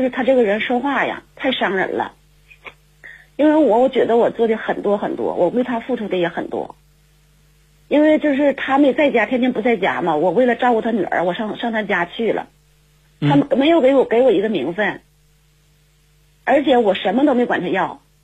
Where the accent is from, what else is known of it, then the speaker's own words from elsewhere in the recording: Jilin, China; 我是来自吉林的